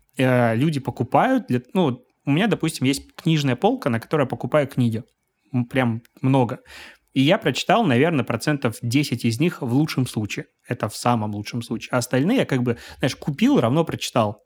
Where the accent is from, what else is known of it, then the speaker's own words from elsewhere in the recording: Belarus; moved away as an adult; now in Saint Petersburg, Russia; я белорус. А, я три года назад переехал в Санкт-Петербург